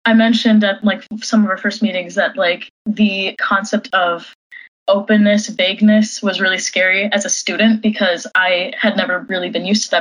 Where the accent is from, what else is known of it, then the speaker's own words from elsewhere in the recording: Washington, United States; moved away as an adult; also born or lived in Madison, Wisconsin; I grew up in Washington for the most part